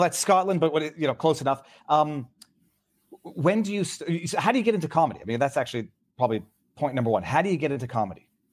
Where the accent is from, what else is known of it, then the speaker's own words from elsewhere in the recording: Canada; I'm, I'm second generation Canadian